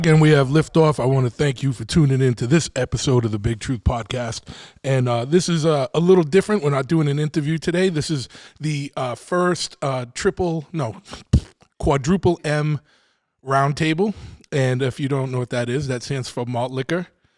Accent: Boston, Massachusetts, United States; I'm from Boston.

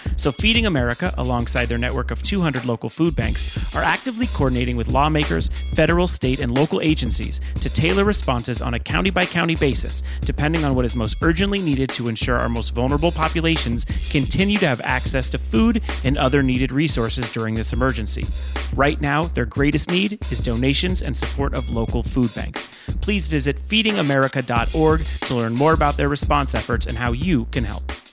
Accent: Calabasas, California, United States; I grew up in Calabasas.

